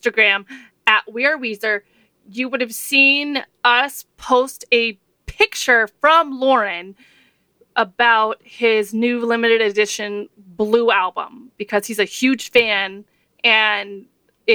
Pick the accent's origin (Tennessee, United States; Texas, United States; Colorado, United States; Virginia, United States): Texas, United States; I'm from Texas, so a long drive to me is like a day trip is Austin, which is 3 hours away.